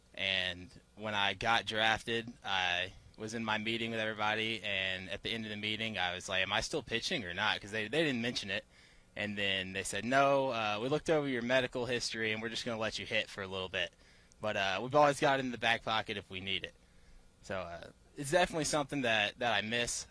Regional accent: Williamson, Georgia, United States; also born or lived in Stockbridge, Georgia; I'm from Pike County, Georgia, a little town of Williamson.

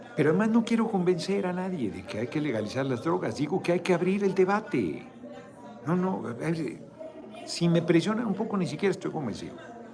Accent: Mexico

